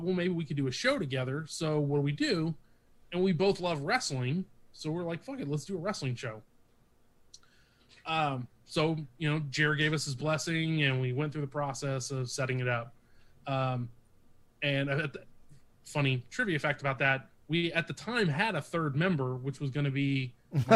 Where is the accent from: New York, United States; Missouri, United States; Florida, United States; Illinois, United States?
Missouri, United States; Kansas City; moved away as an adult; also born or lived in East Texas; now in Kansas City, United States; I'm from Kansas City originally.